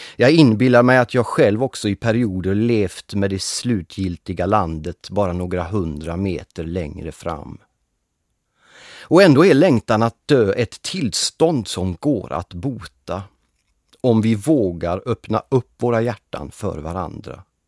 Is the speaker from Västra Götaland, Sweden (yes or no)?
yes; Gothenburg, Västra Götaland, Sweden; Jag är född och uppväxt i Göteborg